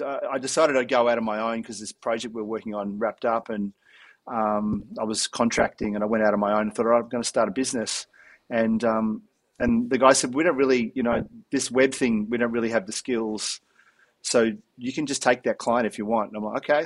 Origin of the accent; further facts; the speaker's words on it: Melbourne, Victoria, Australia; growing up in Melbourne in the 80s